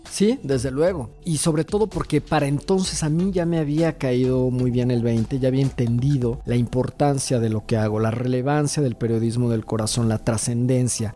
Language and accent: Spanish; Mexico; las personas que somos mexicanos y latinoamericanos